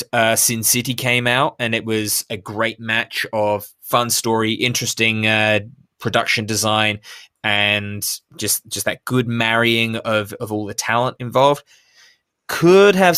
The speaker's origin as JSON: {"language": "English", "country": "United Kingdom", "said": "I'm British"}